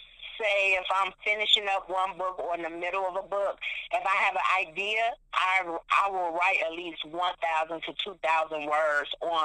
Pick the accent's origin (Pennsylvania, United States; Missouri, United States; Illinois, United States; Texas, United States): Illinois, United States; Chicago; Growing up in Chicago, you see many different walks of life